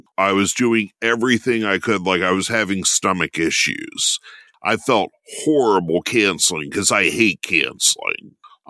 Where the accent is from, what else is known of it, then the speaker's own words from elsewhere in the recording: Maryland, United States; now in Williamsport, United States; Yeah, I grew up in Howard County.